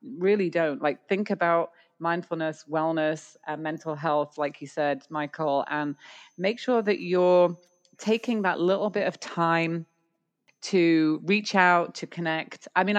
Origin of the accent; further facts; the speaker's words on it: Canada; It's not. We're Canadian. It's .ca.